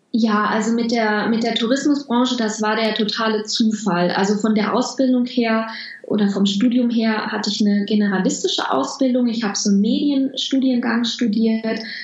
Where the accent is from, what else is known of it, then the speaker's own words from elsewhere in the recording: Home region of the Krombacher brewery, North Rhine-Westphalia, Germany; moved away; bei der Krombacher Brauerei in meiner Heimat